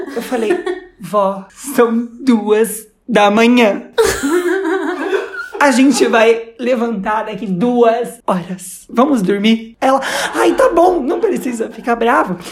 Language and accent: Portuguese; Brazil; eu sou do Brasil e não falo muito bem espanhol.